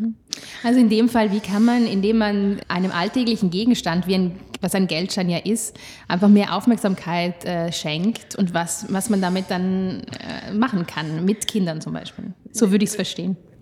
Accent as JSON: {"language": "German", "area": "South Tyrol", "region": "Trentino-Alto Adige", "country": "Italy", "tie": "born or raised there", "said": "ich komme aus Südtirol und wir hatten damals auch Lire"}